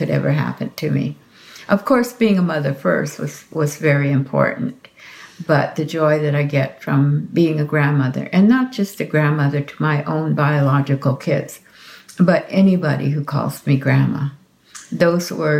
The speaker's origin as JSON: {"language": "English", "area": "Hopi", "region": "Arizona", "country": "United States", "said": "I am from the Hopi tribe"}